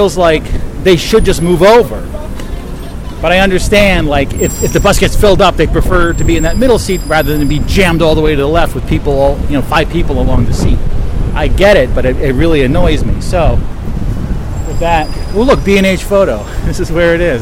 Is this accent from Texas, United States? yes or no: no; Bridgewater, New Jersey, United States; also born or lived in New York City; my room from where I grew up in Bridgewater, New Jersey